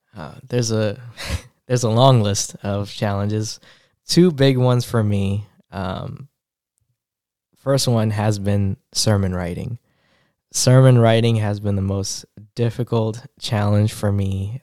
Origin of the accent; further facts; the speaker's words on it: New York, United States; moved away as an adult; I'm originally from New York. I'm a city, city kid